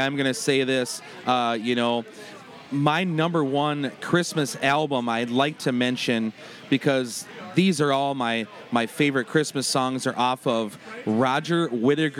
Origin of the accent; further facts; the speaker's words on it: Turtle Lake, Wisconsin, United States; I'm from Turtle Lake, Wisconsin